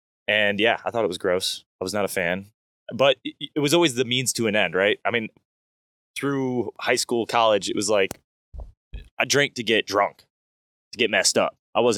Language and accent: English; Michigan, United States; moved away; I grew up in a little town over in Michigan, or up in Michigan, I should say, compared to here.